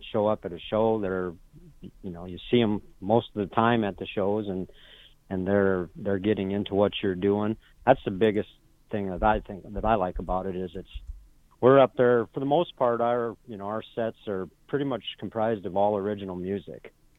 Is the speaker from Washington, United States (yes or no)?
no; Miller, South Dakota, United States; also born or lived in Pierre, South Dakota; I've lived in South Dakota my whole life. I'm originally from Miller, South Dakota, and but I've lived in Pierre for about 40 years now.